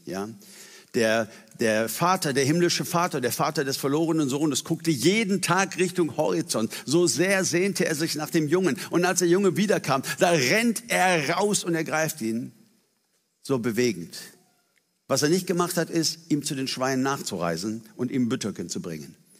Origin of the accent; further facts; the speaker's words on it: Germany; für uns als Deutsche